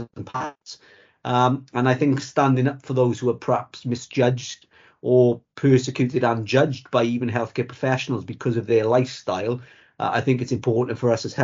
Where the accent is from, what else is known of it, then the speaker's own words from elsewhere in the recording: Merthyr Tydfil, Wales, United Kingdom; I come from Merthyr Tydfil in South Wales. I've lived in Merthyr all my life and still live there now